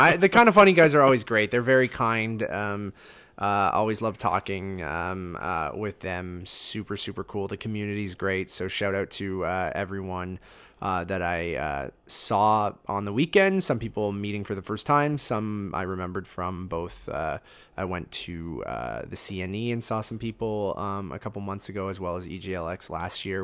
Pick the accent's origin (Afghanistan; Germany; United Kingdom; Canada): Canada; Being Canadian